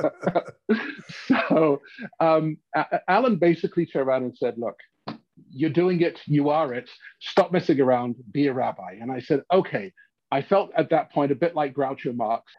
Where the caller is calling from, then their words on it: Regina, Saskatchewan, Canada; I'm calling from Regina